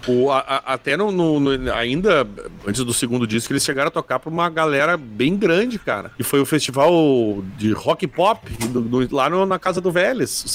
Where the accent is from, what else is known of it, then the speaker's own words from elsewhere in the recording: Porto Alegre, Rio Grande do Sul, Brazil; Eu sou de Porto Alegre